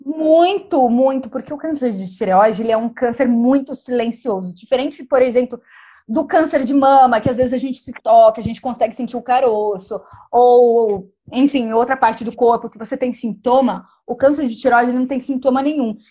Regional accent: Pindamonhangaba, São Paulo, Brazil; moved away as an adult; also born or lived in Barcelona, Spain; Eu sou de Pindamonhangaba

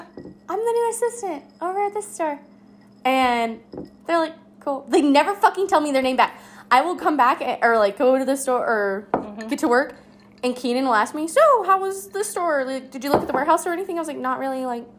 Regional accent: Colorado, United States; now in Las Vegas, United States; and I'm new, I'm from Colorado.

